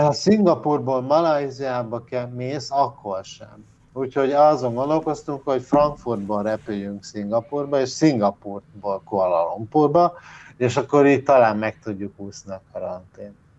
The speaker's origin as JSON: {"language": "Hungarian", "country": "Hungary", "moved": "yes", "lives_now": "Malaysia", "said": "mint magyar embernek"}